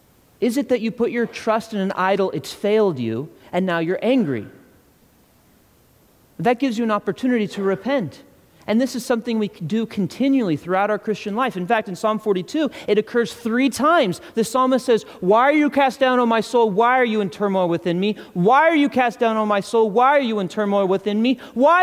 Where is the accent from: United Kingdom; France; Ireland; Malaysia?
Ireland; I'm not just angry because I'm Irish.